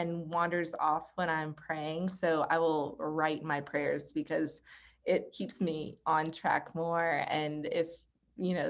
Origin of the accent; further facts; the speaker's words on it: the South, United States; I was from the South